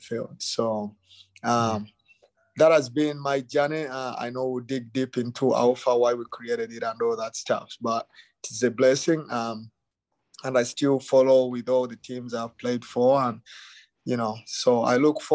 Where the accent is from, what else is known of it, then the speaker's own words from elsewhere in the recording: Uganda; moved away as an adult; now in United States; I came from Uganda. I grew up in Uganda.